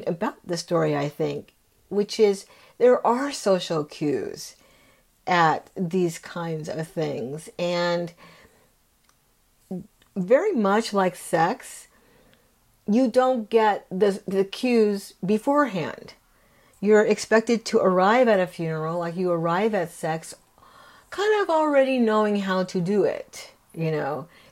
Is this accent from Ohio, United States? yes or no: no; California, United States; we grew up in California